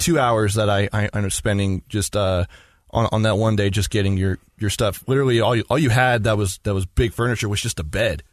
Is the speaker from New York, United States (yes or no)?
no; Magna, Utah, United States; I was born and raised here in Utah, in Magna